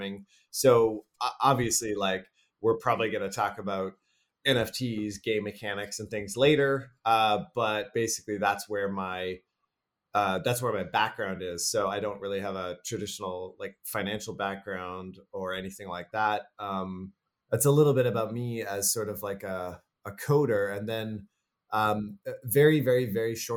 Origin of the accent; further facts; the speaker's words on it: Canada; I'm from Canada.